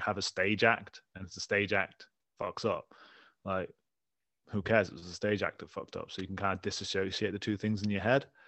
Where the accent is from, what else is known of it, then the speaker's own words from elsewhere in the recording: England, United Kingdom; I'm from England